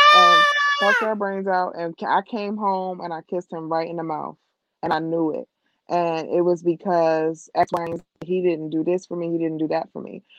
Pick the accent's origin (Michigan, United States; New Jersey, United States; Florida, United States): New Jersey, United States; I was from Jersey